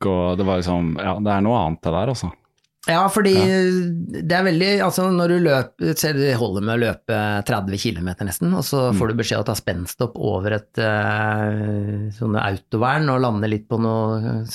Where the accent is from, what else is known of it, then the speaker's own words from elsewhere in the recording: Halden, Østfold, Norway; så tenkte jeg for jeg kommer fra Halden, jeg må jo kunne løpe fra Halden til Oslo.